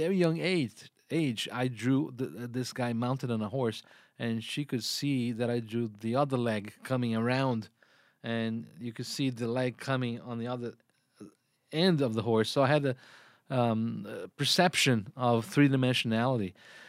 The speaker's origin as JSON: {"language": "English", "country": "Brazil", "tie": "born or raised there", "second_language": "English", "moved": "yes", "said": "I grew up in Brazil"}